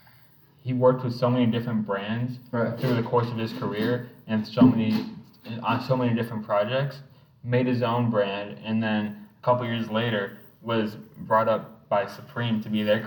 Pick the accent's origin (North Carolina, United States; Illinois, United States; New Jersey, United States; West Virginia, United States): Illinois, United States; Chicago; The Blackhawks, obviously, because I'm from Chicago.